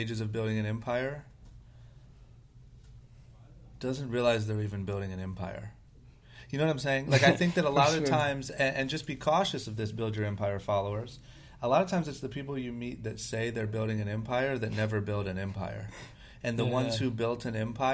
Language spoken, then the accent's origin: English; Akron, Ohio, United States; moved away as an adult; now in Los Angeles, United States; I'm from Akron, Ohio, grew up skateboarding